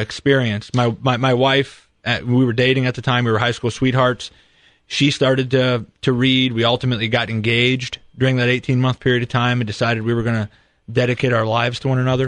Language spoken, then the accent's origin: English; St. Henry, Ohio, United States; growing up in Saint Henry, it was a ninety-nine percent Catholic community